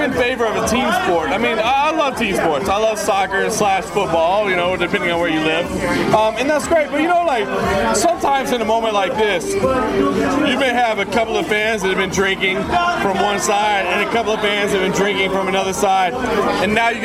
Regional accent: United States; I'm from the States

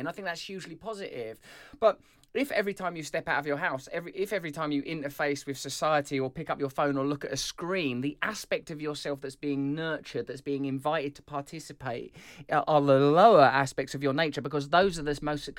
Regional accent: England, United Kingdom; As an English person, I accept that.

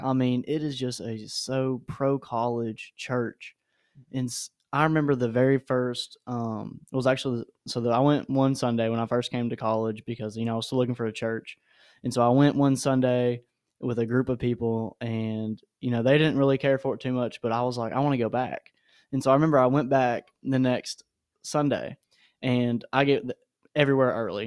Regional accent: Nashville, Tennessee, United States; moved away as an adult; I'm from Nashville

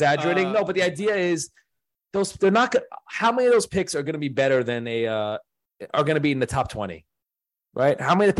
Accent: New York, United States; I'm a New Yorker.

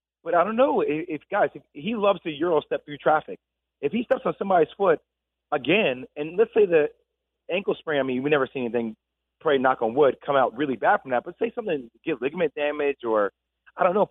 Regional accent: New Jersey, United States; we're both from Jersey. We're both from St. Joseph Metuchen.

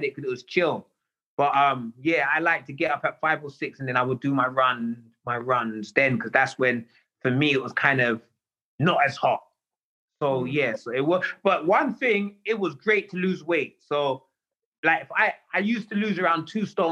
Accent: England, United Kingdom; moved away as an adult; also born or lived in New York / Las Vegas; I'm English

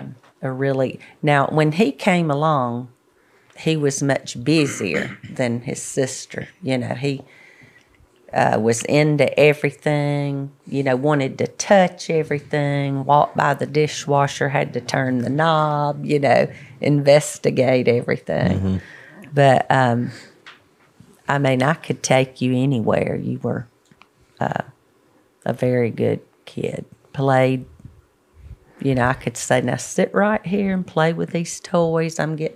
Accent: Birmingham, Alabama, United States; So, Birmingham.

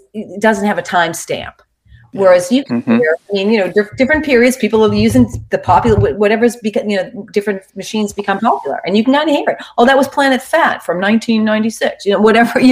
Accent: Boston, Massachusetts, United States; I come from Boston where my family's like really into sports

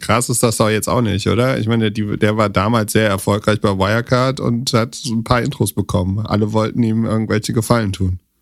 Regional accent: Germany; nee, nee, aus Deutschland.

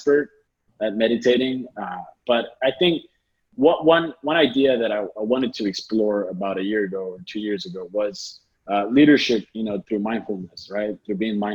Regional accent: South Texas, United States; I was born and raised in South Texas

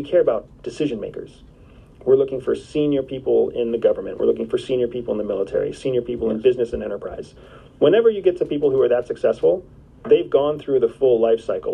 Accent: Enola, Pennsylvania, United States; my hometown, Enola, Pennsylvania

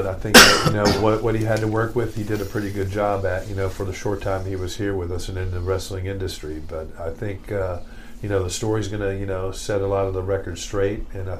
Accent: Jacksonville, Florida, United States; I grew up in Jacksonville, Florida.

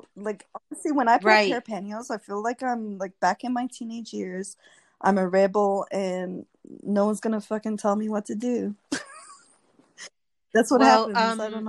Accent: South Africa; I grew up in South Africa

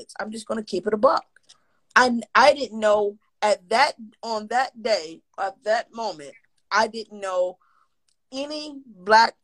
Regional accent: New York City, New York, United States; I come from, you know, projects. I come from Lafayette Gardens. I come from Bed-Stuy

